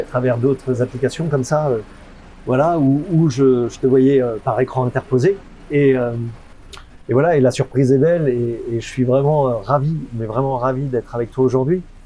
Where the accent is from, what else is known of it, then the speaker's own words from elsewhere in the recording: France; en tant que Français, on n'a pas cette culture-là